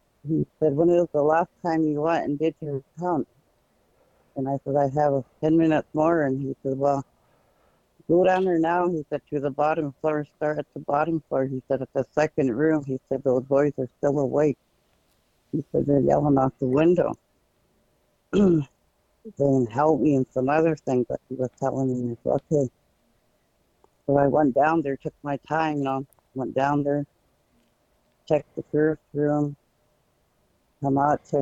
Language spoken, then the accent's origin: English; Red Blanket, Oregon, United States; I come from Red Blanket, from my grandparents, Apadupi and Bulataki, and my mother and my father, Rainy and Sleepy.